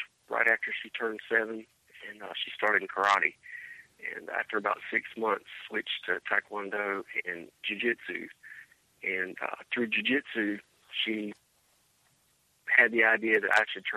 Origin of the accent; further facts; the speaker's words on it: Rockingham, North Carolina, United States; I'm from Rockingham, North Carolina.